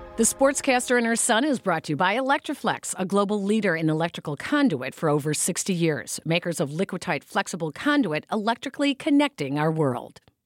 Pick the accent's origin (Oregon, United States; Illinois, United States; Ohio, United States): Illinois, United States; Chicago; we're from Chicago, and in Chicago